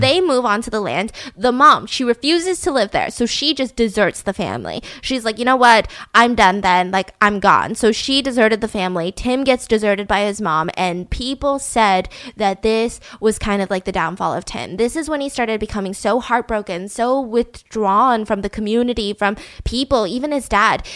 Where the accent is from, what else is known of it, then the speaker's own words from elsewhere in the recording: United States; I am an American citizen, born and raised.